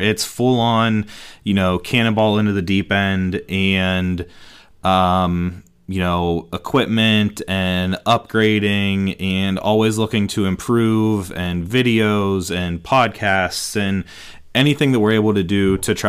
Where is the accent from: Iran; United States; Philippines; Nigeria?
United States; Western Pennsylvania; we are Western PA guys. I am born and bred here.